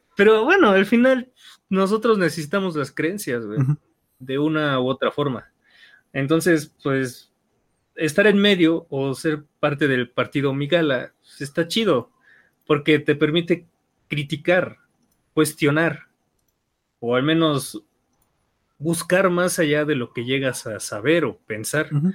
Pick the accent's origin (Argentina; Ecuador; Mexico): Mexico